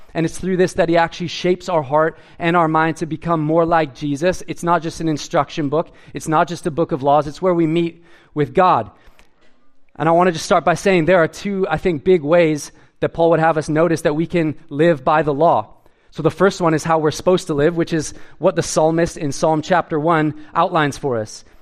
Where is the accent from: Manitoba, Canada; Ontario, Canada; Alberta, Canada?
Alberta, Canada; Edmonton; I grew up in Edmonton